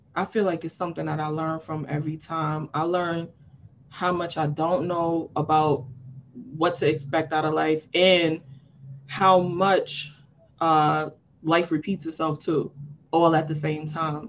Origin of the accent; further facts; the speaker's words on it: New York City, New York, United States; I'm from Harlem. We don't really talk to people who's not from our block.